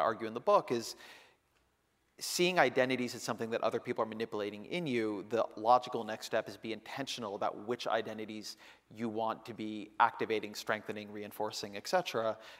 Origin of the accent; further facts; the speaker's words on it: Orange County, California, United States; now in Oakland, United States; when I grew up in Orange County